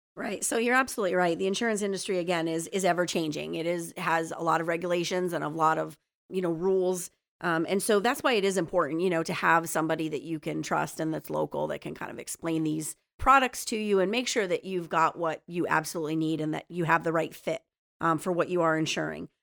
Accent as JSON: {"language": "English", "town": "Plymouth", "region": "Pennsylvania", "country": "United States", "tie": "born or raised there", "also_born_or_lived": "Kingston, Pennsylvania", "lives_now": "Swoyersville, United States", "said": "I grew up in Plymouth"}